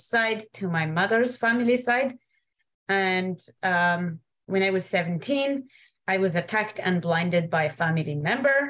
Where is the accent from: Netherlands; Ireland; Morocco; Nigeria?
Morocco; moved away; I was born and raised in the Atlas Mountains of Morocco.